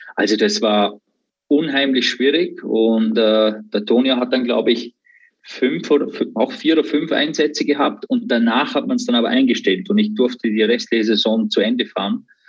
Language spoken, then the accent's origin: German; Austria; born or raised there